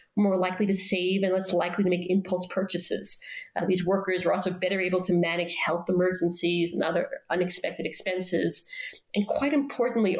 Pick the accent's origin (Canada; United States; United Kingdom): United States; New York City, New York; moved away; In my own neighborhood where I grew up in Queens